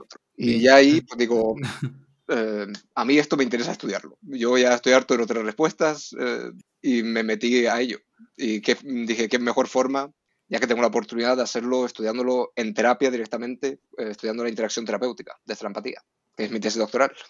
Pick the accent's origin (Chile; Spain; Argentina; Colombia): Spain; Canary Islands; moved away as an adult; also born or lived in Norway; now in Madrid, Spain; soy noruego, pero criado en Canarias. Me mudé a Canarias cuando era pequeño